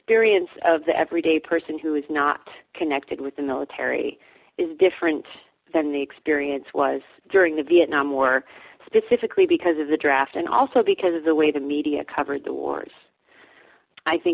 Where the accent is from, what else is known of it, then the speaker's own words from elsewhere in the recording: Davis, California, United States; I grew up in Davis as well, actually. I grew up here. Now I live here again